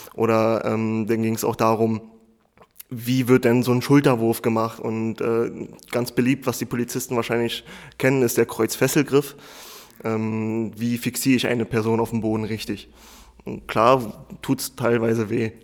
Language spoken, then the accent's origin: German; Berlin, Germany; ich bin im Wedding groß geworden, was, sage ich mal, in Berlin ein Problembezirk ist